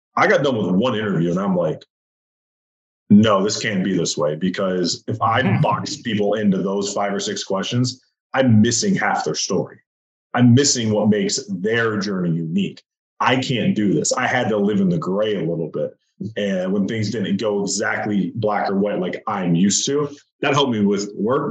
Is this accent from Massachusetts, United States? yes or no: no; Michigan, United States; I was born and raised in Michigan